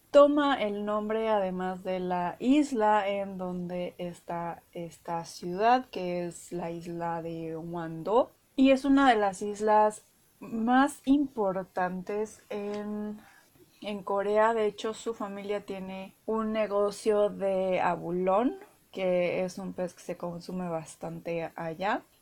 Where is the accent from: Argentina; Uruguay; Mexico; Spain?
Mexico; acá en México de que cada región pues tenemos nuestro acento y nuestra particular forma de hablar